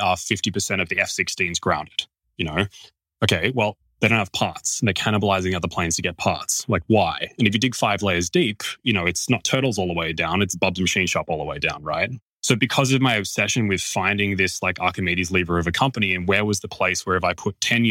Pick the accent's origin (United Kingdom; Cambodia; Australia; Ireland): Australia; as an Australian